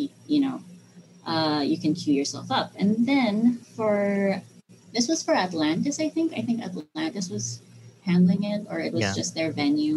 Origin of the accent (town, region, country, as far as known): Philippines